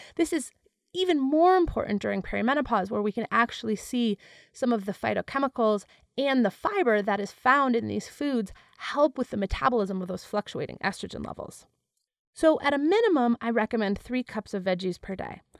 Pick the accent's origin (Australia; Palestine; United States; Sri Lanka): United States; Wisconsin; I was born and raised in Wisconsin